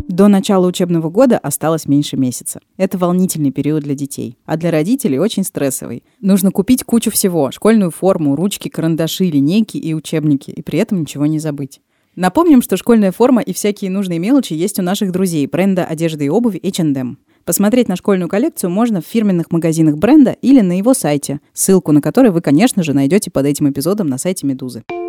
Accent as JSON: {"language": "Russian", "region": "Moscow", "country": "Russia", "said": "я москвичка"}